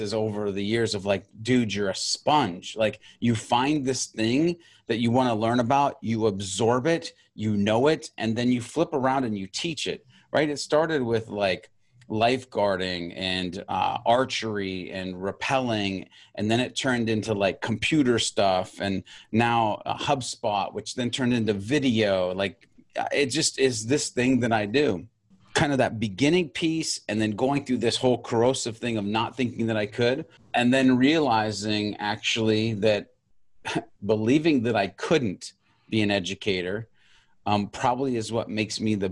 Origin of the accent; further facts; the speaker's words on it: Montana, United States; moved away; also born or lived in California; I grew up in Montana. And I was a country boy through and through